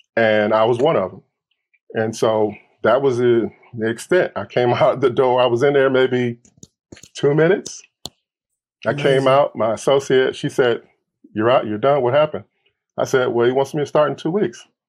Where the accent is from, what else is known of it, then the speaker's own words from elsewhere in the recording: Milwaukee, Wisconsin, United States; moved away; also born or lived in Detroit, Michigan / Los Angeles, California; I grew up in Milwaukee as a kid.